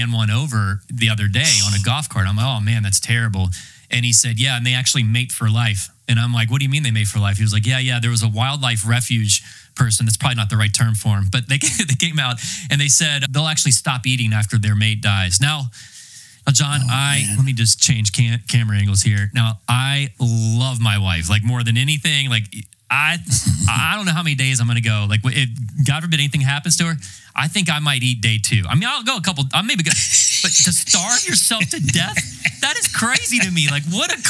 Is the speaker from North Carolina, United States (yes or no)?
yes; North Carolina, United States; I'm from North Carolina, but really I'm from kind of the city